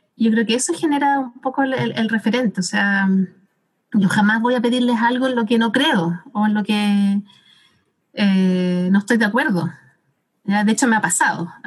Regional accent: Santiago, Santiago Metropolitan Region, Chile; now in Temuco, Chile; acá en Temuco, como antes era de Santiago

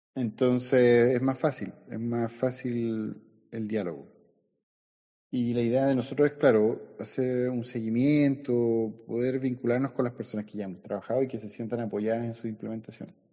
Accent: San Fernando, O'Higgins, Chile; also born or lived in Valparaíso; now in Las Cruces, Chile; yo soy de San Fernando

